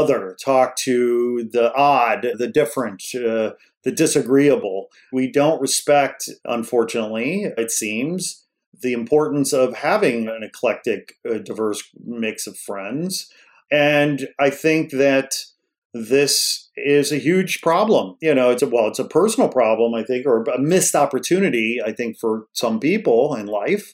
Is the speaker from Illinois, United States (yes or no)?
yes; outside Chicago, Illinois, United States; I grew up outside Chicago and I love ditching school and taking the train into the city